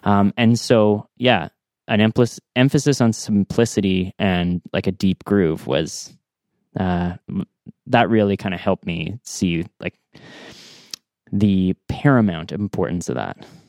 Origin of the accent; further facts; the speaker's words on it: North Bay, Ontario, Canada; moved away as an adult; also born or lived in Ottawa, Canada; now in Smiths Falls, Canada; I grew up in North Bay